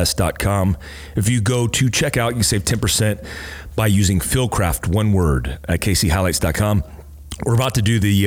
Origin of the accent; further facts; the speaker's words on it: Fort Ord, California, United States; moved away; I was born in Cali at Fort Ord